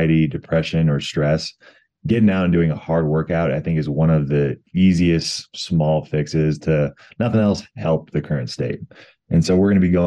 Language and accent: English; Colorado, United States; come back to my home state of Colorado